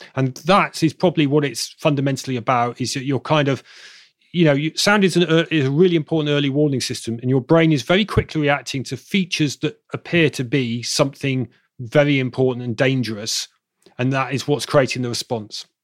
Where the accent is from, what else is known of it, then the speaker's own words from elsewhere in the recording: Bristol, South West England, United Kingdom; accent: southern; now in Manchester, United Kingdom; my hometown in Bristol in the south, my, my southern accent will thicken